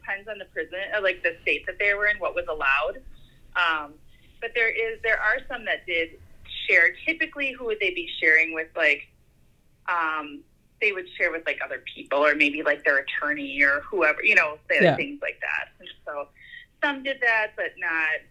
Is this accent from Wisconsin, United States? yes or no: yes; Wisconsin, United States; I'm from Wisconsin, like we do a lot of like grilling of foods.